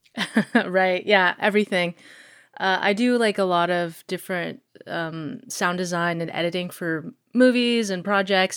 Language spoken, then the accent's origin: English; Anchorage, Alaska, United States; also born or lived in Eagle River, Alaska / Florida; I grew up in Anchorage